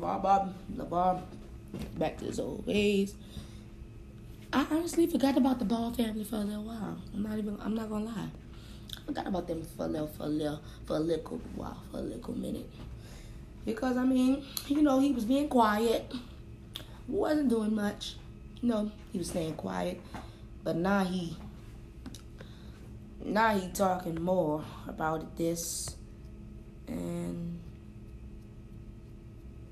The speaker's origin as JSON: {"language": "English", "town": "New Orleans", "region": "Louisiana", "country": "United States", "tie": "born or raised there", "said": "my hometown"}